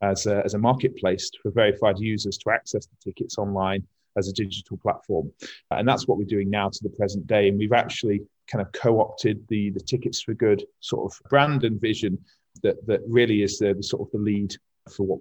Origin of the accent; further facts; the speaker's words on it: Sheffield, Yorkshire and the Humber, United Kingdom; I'm from Sheffield and I studied here as well.